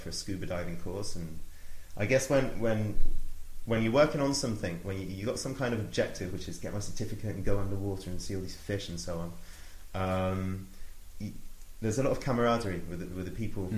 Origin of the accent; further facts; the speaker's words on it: Oxford, South East England, United Kingdom; I grew up in Oxford, went to school, went to university